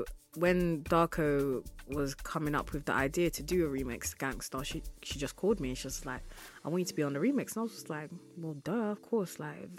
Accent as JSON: {"language": "English", "country": "United Kingdom", "said": "Like, I mean, cool, I'm a British artist, but I just feel like the source is really in Africa."}